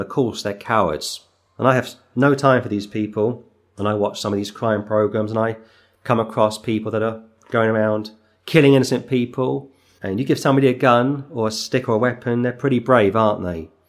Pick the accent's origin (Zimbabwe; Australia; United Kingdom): United Kingdom; England; as an Englishman